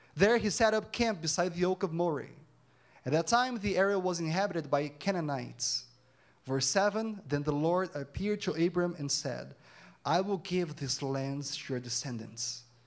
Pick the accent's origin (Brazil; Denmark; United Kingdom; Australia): Brazil; Campinas, São Paulo; first language Portuguese; English is a second language; moved away as an adult; now in Canada; I'm from Campinas, São Paulo City, and my parents, they live in Brazil.